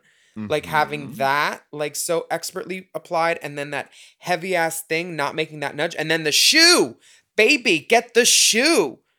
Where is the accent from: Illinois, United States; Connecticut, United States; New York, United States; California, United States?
New York, United States; Brooklyn; No, I'm from Brooklyn.